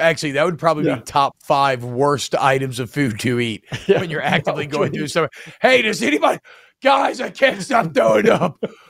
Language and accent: English; Louisiana, United States; we are from Louisiana here.